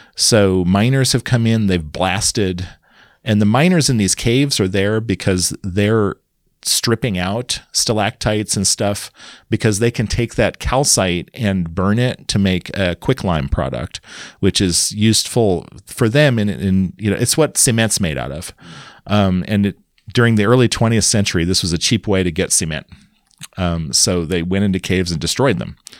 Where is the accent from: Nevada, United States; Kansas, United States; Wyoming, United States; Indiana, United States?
Kansas, United States; moved away; also born or lived in Madison, Wisconsin; I grew up in Kansas, a small town